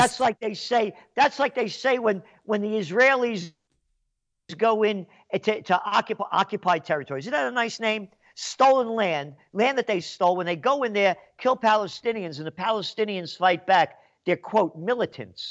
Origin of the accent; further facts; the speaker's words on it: New York City, New York, United States; also born or lived in Kingston, New York; I'm Napolitano, born in the Bronx